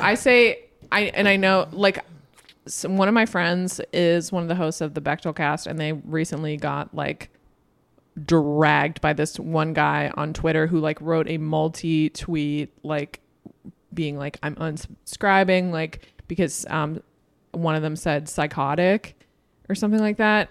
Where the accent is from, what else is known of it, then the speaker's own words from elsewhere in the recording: Boston, Massachusetts, United States; I'm from Boston